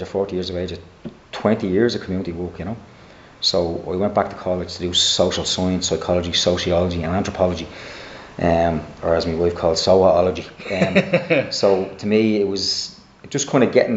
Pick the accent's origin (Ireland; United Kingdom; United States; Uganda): Ireland; Dublin, Leinster; also born or lived in Drimnagh, Dublin; grew up a North Sider